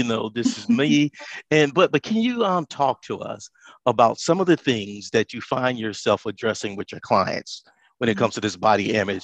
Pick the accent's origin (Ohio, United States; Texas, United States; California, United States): Texas, United States; I'm from Texas